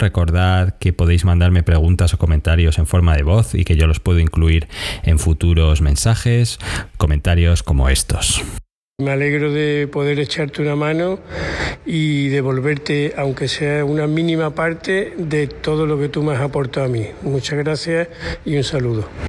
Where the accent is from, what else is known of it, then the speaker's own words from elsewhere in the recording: Argentina; soy de Argentina